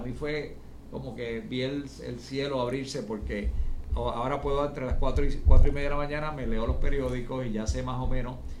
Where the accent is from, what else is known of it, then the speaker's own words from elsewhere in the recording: San Juan, Puerto Rico; also born or lived in Washington; yo vengo de una familia de comerciantes pequeños, en una familia muy, muy de San Juan, de Santurce